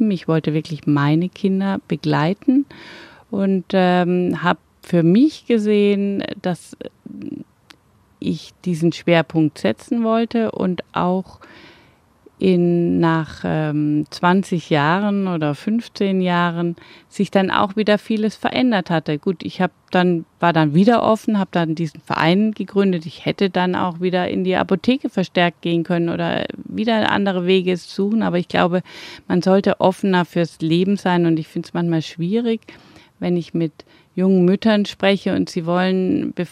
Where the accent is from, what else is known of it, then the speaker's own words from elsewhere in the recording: Mönchengladbach, North Rhine-Westphalia, Germany; gerade in Mönchengladbach ist ja die Stadt, wo ich herkomme.